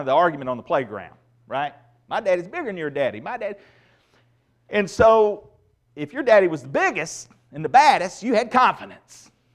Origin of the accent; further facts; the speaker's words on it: United States; growing up in Redneck, Randolph County